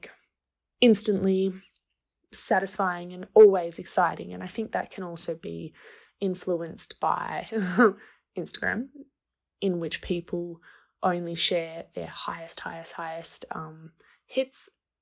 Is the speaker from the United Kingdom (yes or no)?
no; Australia; moved away as an adult; now in Guatemala; I'm from Australia, but I live in Guatemala.